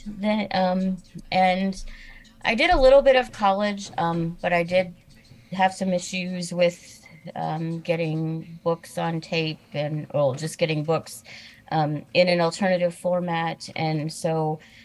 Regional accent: Danville, Illinois, United States; I am originally from Illinois. I was born in a town called Danville, Illinois

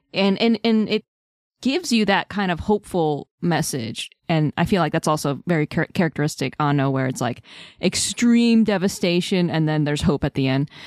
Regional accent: United States; as an American

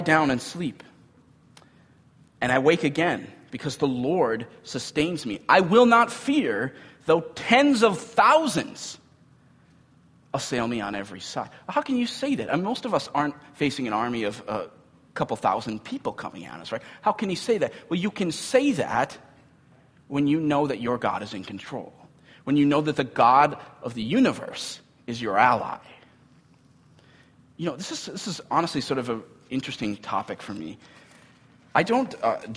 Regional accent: Cambridge, Minnesota, United States; I grew up in Cambridge, Minnesota

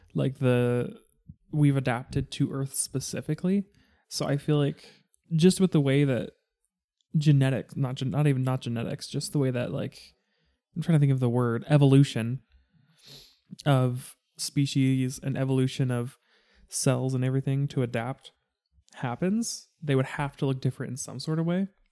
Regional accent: United States; me being an American

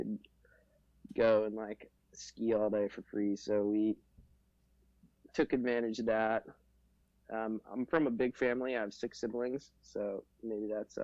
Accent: Fairbanks, Alaska, United States; I'm from Fairbanks, Alaska. I'm 24 years old. Lived in Fairbanks most of my life, well, pretty much my whole life

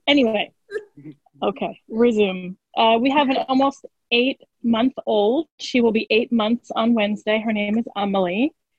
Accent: Baltimore, Maryland, United States; I am from Baltimore

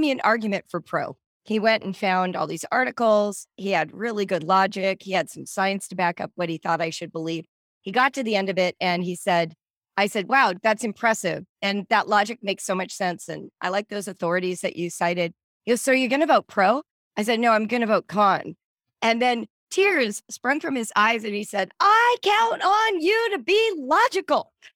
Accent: Southern California, United States; also born or lived in Central Africa / North Africa; I grew up in Southern California.

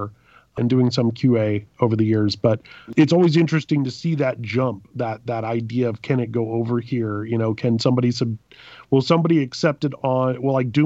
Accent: Louisiana, United States; I'm from Louisiana

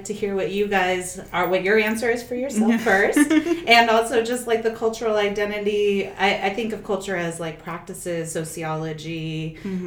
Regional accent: Napa Valley, California, United States; also born or lived in Spain / Brazil; I grew up in the Napa Valley, which is half Mexican and half white, pretty much

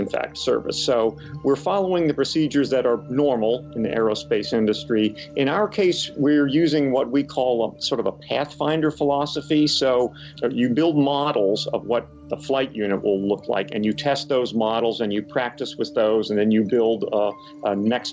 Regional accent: Camp Hill, Pennsylvania, United States; I grew up in Camp Hill.

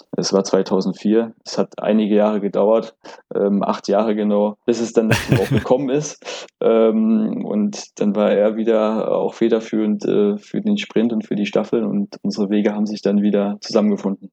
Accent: Plauen, Saxony, Germany; moved away as an adult; also born or lived in Syrau; now in Berlin, Germany; ich bin in Plauen geboren in Sachsen und dann wenige Kilometer weiter in Syrau, beim SC Syrau, äh, habe ich äh, meine sportliche Grundlage erfahren

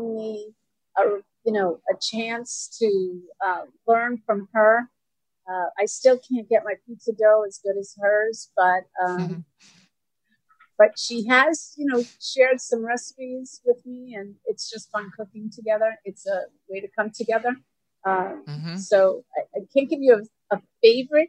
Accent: Brentwood, New York, United States; also born or lived in Astoria, New York / Smithtown, New York; I grew up in Astoria and in Brentwood, actually, for the majority of my years, and now live in Smithtown

